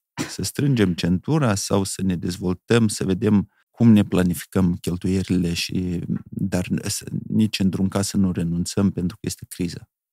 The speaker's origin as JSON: {"language": "Romanian", "town": "Bahmut", "region": "Călărași District", "country": "Moldova", "tie": "born or raised there", "said": "eu am locuit în Bahmut, este o localitate extraordinară"}